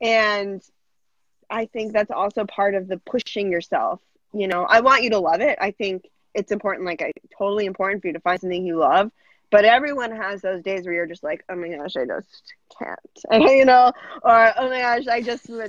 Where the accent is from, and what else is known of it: Massachusetts, United States; now in New York, United States